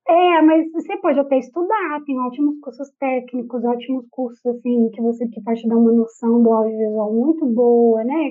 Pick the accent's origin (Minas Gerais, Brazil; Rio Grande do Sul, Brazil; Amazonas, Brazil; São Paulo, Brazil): Minas Gerais, Brazil; Ipatinga; moved away as an adult; now in Chile; bairro onde eu morava lá na cidade onde eu nasci, que é Ipatinga, Minas Gerais